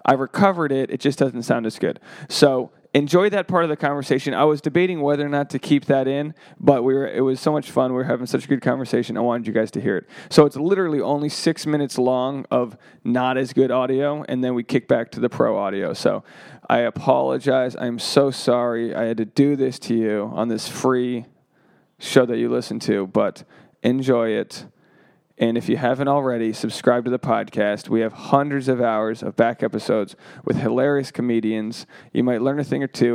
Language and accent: English; Rhode Island, United States; now in Los Angeles, United States; I'm a comedian from Rhode Island. I live in Los Angeles